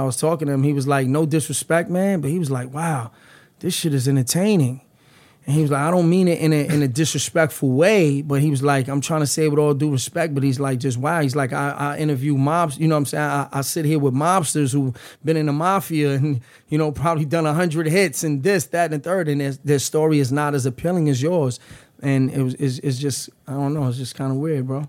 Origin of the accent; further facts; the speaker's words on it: New York City, New York, United States; moved away as an adult; now in New Jersey, United States; I'm from the Lower East Side. I grew up in the Lower East Side, but I reside in Jersey